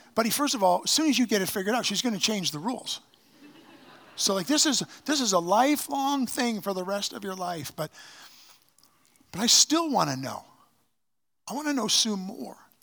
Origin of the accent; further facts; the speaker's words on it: Canada; I am so thankful that God, uh, allowed me to be born in this nation